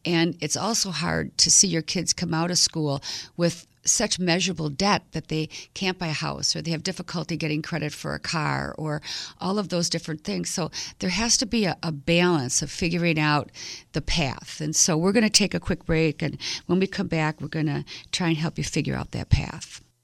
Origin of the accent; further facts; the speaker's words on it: Milwaukee, Wisconsin, United States; I grew up right here in Milwaukee at Nicolay High School